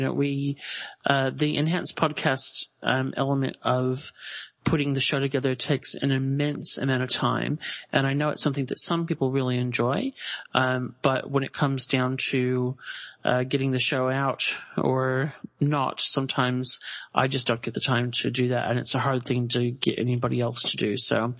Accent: Australia; Huge thank you to the random prize gods that I'm Australian out for that one, so I don't have to ship it overseas

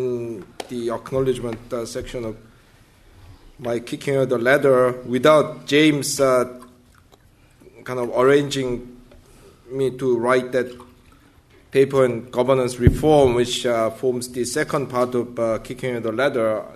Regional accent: South Korea; moved away as an adult; I grew up in South Korea in the early went to university in South Korea in the early 1980s

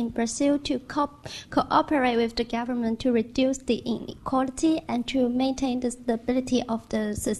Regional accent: China; from China.

